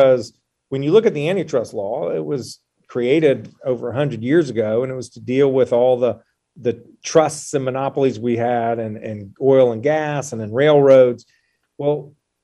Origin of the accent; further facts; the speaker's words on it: North Carolina, United States; also born or lived in Charlotte; I grew up here in North Carolina